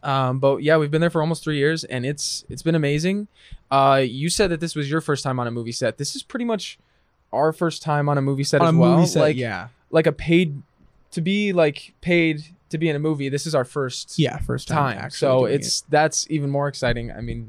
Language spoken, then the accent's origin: English; Taylor, Michigan, United States; moved away as an adult; now in California, United States; So we are both from Michigan originally, about 30 minutes south of Detroit in Taylor, Michigan. And we just moved